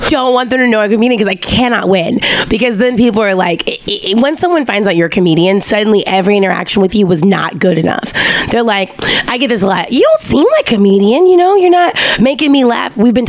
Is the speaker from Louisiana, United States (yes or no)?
yes; Louisiana, United States; born or raised there